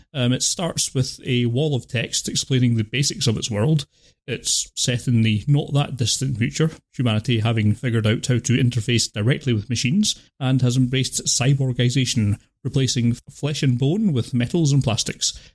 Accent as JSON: {"language": "English", "country": "United Kingdom", "said": "I'm British"}